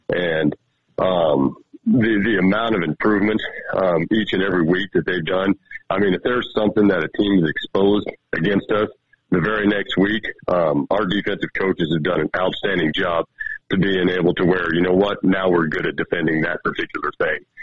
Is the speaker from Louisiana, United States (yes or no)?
no; Miles City, Montana, United States; growing up in Mile City area